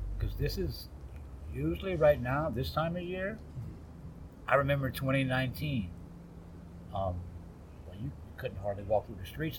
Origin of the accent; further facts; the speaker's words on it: Louisiana, United States; also born or lived in Minnesota; I was born and raised in Louisiana.